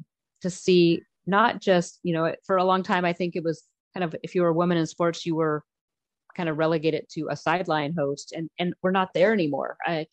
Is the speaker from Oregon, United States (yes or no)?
yes; Oregon, United States; I grew up surfing here in Oregon. So, I'm old.